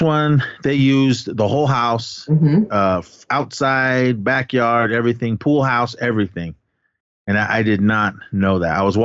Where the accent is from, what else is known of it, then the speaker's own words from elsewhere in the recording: Oakland, California, United States; my hometown in Oakland, yes. California